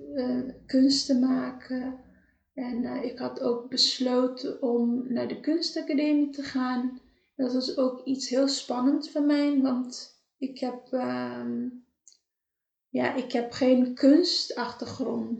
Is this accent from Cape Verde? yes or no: yes; Cape Verde; moved away; want ik ben in Caverde opgegroeid.